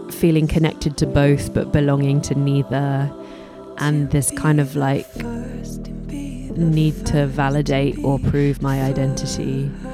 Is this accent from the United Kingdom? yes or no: yes; London, United Kingdom; I was born in London